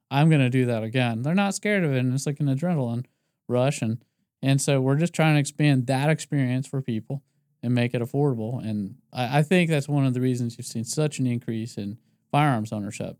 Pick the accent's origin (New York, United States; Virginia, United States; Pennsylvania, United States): Pennsylvania, United States; Philadelphia; I'm from Philadelphia or outside of Philadelphia.